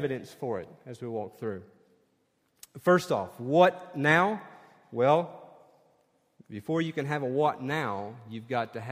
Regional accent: Sevier County, Tennessee, United States; she's from my hometown

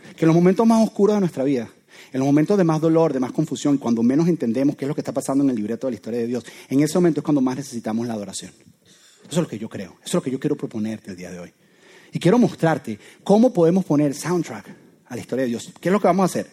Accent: Venezuela; soy venezolano

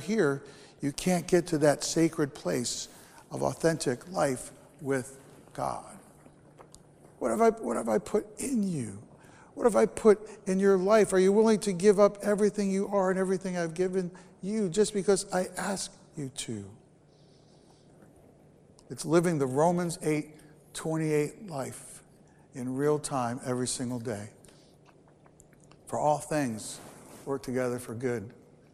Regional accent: Bergen County, New Jersey, United States; I grew up in New Jersey. I grew up in Bergen County

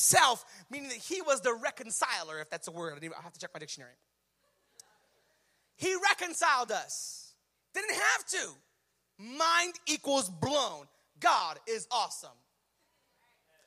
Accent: Bridgeport, Connecticut, United States; I'm from Bridgeport

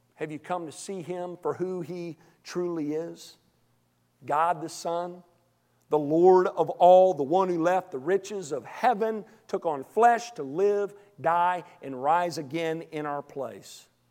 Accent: Arkansas, United States; I'm from Arkansas

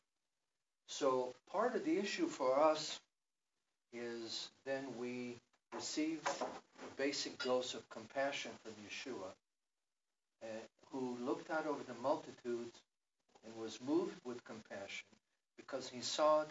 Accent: Israel; I grew up in Israel under an atmosphere of fear

